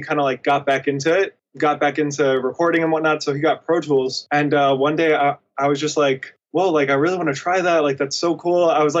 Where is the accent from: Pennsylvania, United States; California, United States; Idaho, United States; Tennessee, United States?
Tennessee, United States; Nashville; also born or lived in New York; So born in Nashville and lived there till I was like 4. And then I moved up to New York. And then between like 5 and 8, I want to say, like, stayed in New York. Then we moved back down to Nashville